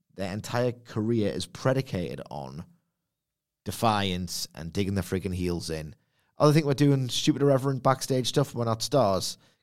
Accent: United Kingdom; I'm British

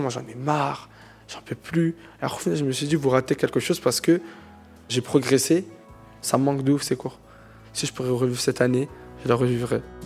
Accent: Drancy, Île-de-France, France; also born or lived in Aubervilliers; Je suis né à Aubervilliers, mais j'ai grandi à Drancy

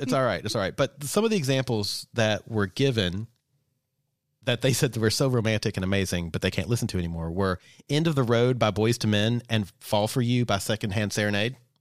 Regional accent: Kentucky, United States; growing up in Kentucky

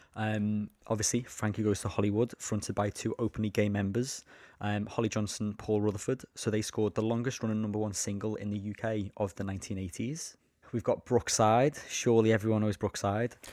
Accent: Liverpool, North West England, United Kingdom; I'm from Liverpool.

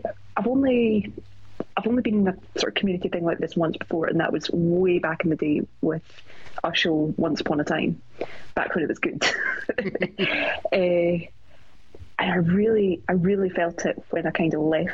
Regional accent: Scotland, United Kingdom

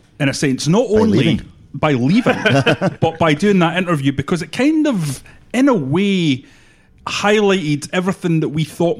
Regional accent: Edinburgh, Scotland, United Kingdom; I'm from Edinburgh.

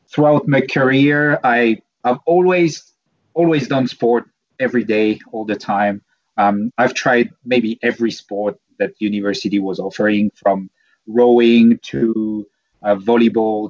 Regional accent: French Alps, France; moved away as an adult; also born or lived in Portugal; now in Auckland, New Zealand; I was born in the French Alps

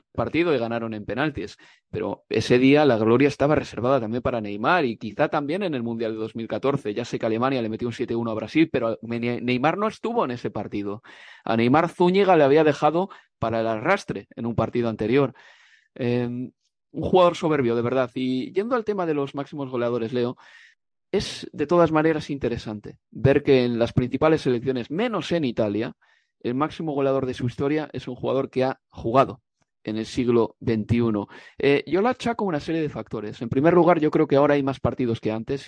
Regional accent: Spain; soy nacido en España

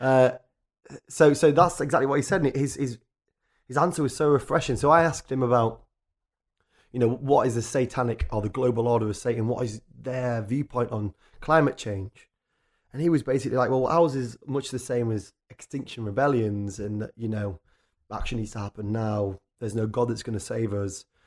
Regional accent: Richmond, Yorkshire and the Humber, United Kingdom; moved away as an adult; now in London, United Kingdom; I grew up in a town called Richmond, North Yorkshire, which is a tiny, sleepy, lovely little town

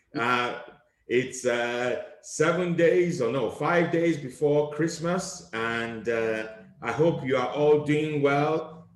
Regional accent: Nigeria; now in United Kingdom; growing up in Nigeria

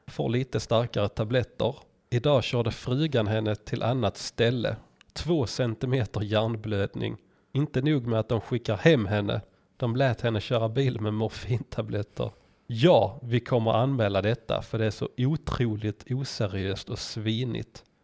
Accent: Poland; Swedish is a second language; Kanske för att jag kommer från Polen.

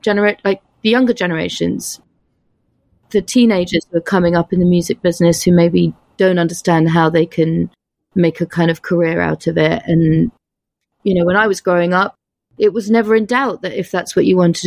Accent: London, United Kingdom; moved away as an adult; also born or lived in United States / France / Spain; now in New York, United States; I'm from London

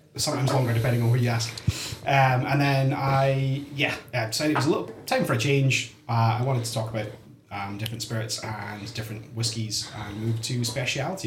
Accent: Fraserburgh, Scotland, United Kingdom; I'm from Fraserburgh

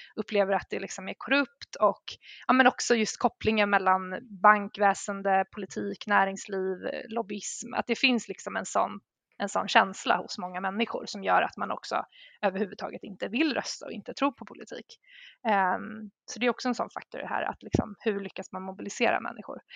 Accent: Sweden; som svensk

